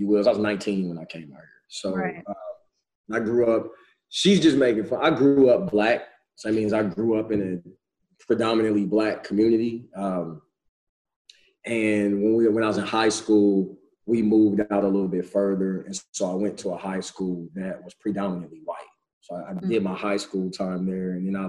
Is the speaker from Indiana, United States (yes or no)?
yes; Indianapolis, Indiana, United States; moved away as an adult; also born or lived in Oklahoma City, Oklahoma; now in Deer Creek, United States; I'm from Indianapolis, Indiana.